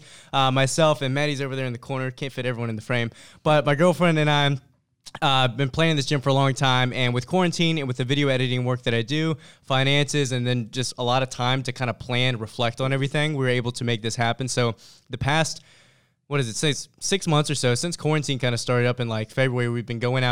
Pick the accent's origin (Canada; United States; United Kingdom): United States; Richmond, Virginia; I'm based, born and raised in Richmond, Virginia